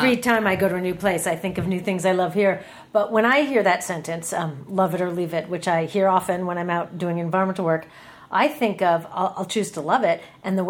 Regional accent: Seattle, Washington, United States; moved away as an adult; also born or lived in New York City / upstate New York / Berkeley; now in Bay Area, United States; I grew up in Seattle, which is such an awesome place to grow up.

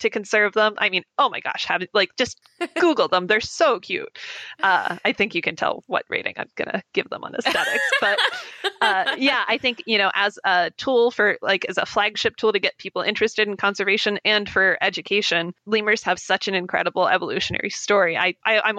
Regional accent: United States; I as an American

